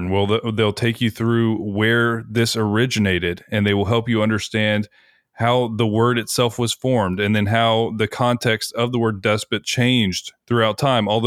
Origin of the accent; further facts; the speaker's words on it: United States; we're American.